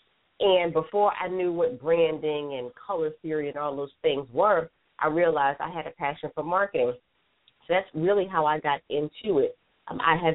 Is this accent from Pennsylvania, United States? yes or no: yes; Philadelphia, Pennsylvania, United States; now in Atlanta, United States; I'm born and raised in Philadelphia. I actually live in Atlanta, Georgia now